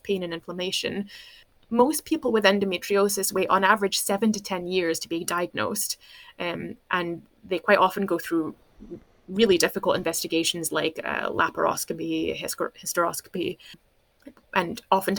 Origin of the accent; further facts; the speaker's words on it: United States; moved away as an adult; now in Scotland, United Kingdom; I grew up in America in the 80s.